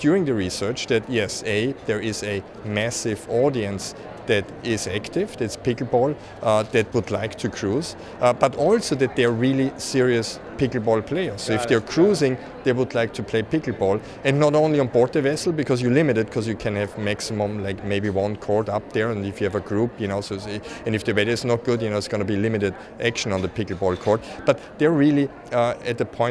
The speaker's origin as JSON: {"language": "English", "country": "Austria", "moved": "yes", "lives_now": "Chicago, United States", "said": "I'm from Austria originally, but I'm actually, my office is in Chicago"}